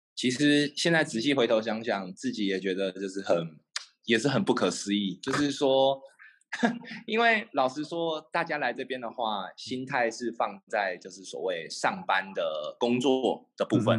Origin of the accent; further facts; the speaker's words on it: Taiwan; moved away as an adult; now in Ho Chi Minh City, Vietnam; 就会感觉好像把小时候在台湾的生活